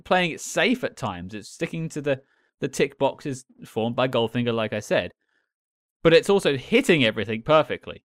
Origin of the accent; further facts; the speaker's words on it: London, United Kingdom; As a Londoner